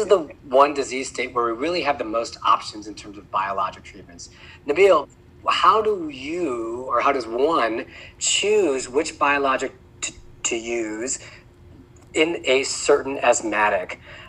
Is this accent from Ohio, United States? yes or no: yes; Cleveland, Ohio, United States; Listen, I'm born and raised in Cleveland.